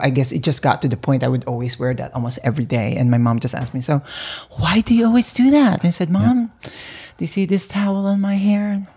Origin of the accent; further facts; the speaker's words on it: Philippines; also born or lived in California; now in New York, United States; I was, you know, born and raised in the Philippines